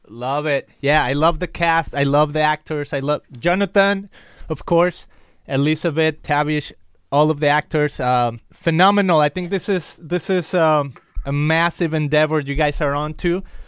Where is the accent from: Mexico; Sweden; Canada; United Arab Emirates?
Mexico; English is a second language; I'm from Mexico, so I always excuse myself with my accent